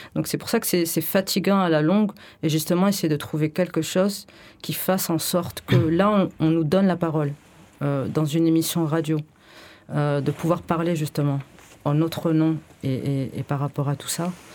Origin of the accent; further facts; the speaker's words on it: France; je suis née en France et j'ai fait des études et de lettres